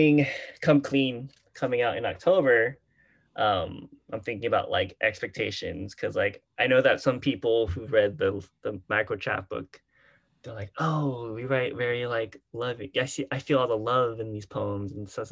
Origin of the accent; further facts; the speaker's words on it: Houston, Texas, United States; I grew up in Houston with like the Houston youth poetry scene